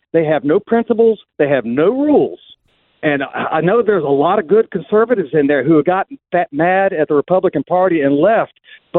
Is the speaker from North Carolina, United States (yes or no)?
yes; North Carolina, United States; born or raised there